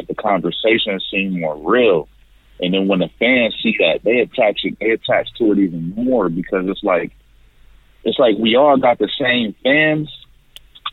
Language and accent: English; Buffalo, New York, United States; I'm from Buffalo, New York